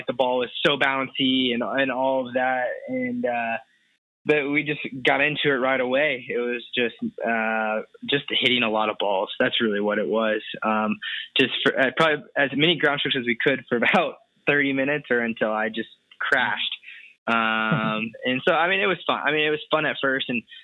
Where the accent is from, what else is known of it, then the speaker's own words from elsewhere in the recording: Bloomington, Indiana, United States; I'm from Bloomington, Indiana, which is where Indiana University is, pretty small town about an hour south of Indianapolis